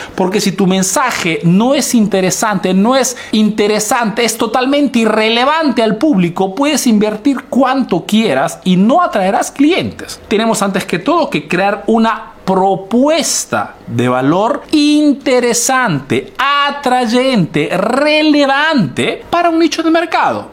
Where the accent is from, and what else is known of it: Peru; now in Italy